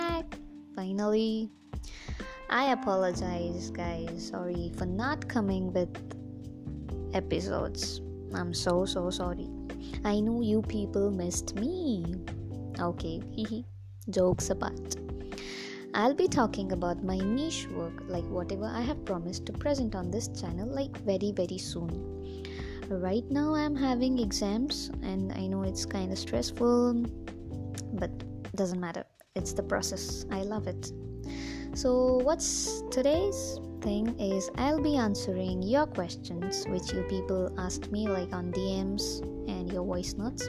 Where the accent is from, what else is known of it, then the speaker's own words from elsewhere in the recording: India; Yes, I am Indian. Hindustani hoon